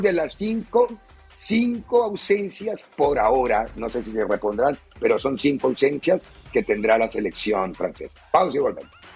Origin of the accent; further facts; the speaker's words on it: Colombia; moved away; En mi país